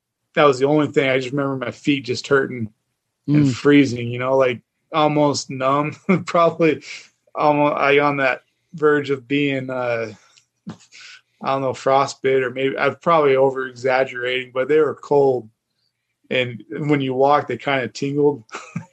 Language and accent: English; Idaho, United States; growing up in Idaho